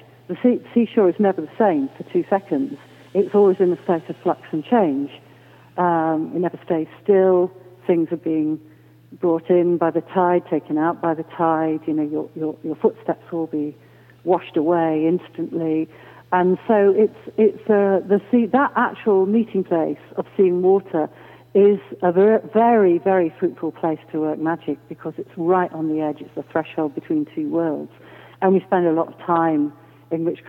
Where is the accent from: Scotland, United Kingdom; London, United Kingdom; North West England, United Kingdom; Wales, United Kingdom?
Wales, United Kingdom; Rhosneigr; near a village called Rosneger